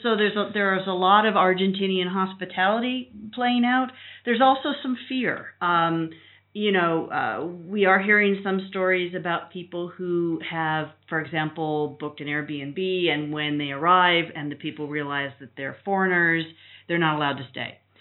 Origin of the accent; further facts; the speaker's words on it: United States; moved away as an adult; we are from the United States